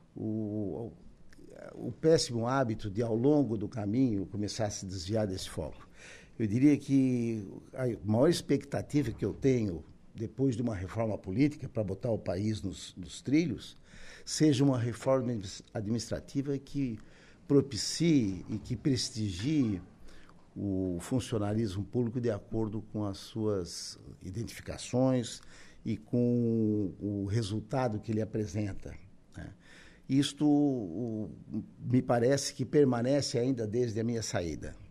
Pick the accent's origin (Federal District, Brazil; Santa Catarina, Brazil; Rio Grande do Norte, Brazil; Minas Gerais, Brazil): Santa Catarina, Brazil; Araranguá; eu nasci, sou natural de Araranguá, estou com 73 anos, nasci em 1950